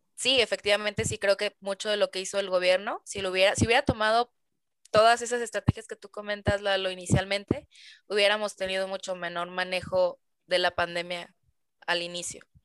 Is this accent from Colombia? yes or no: no; Mexico; como mexicanos, este, extrañamos mucho ese contacto físico